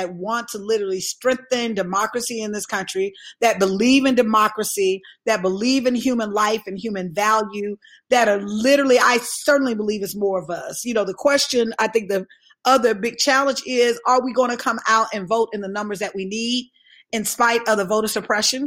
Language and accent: English; Alabama, United States; I was raised in Alabama.